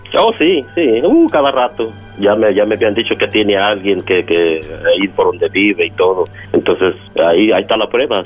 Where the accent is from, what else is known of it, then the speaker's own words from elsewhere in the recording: Mexico; yo soy de México